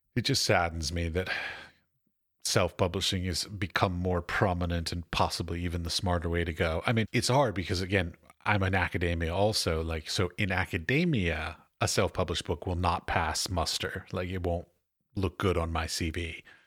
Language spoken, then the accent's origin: English; United States; moved away as an adult; now in Czech Republic; I'm an American, so I'm an expat